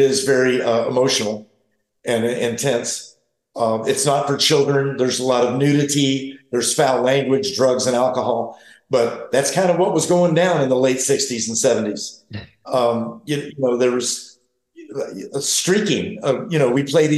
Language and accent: English; St. Augustine, Florida, United States; also born or lived in the mountains; I'm from St. Augustine, Florida, as well as the mountains.